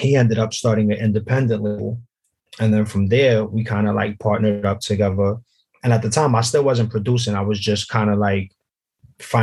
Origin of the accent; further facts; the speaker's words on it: New York City, New York, United States; now in Hudson County, United States; Originally, I'm from Brooklyn.